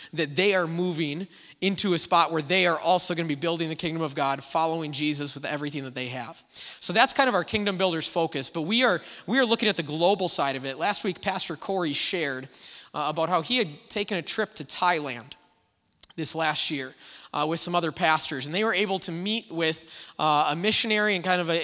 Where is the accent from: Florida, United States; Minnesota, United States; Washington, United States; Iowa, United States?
Minnesota, United States; Little Falls; I grew up over in Little Falls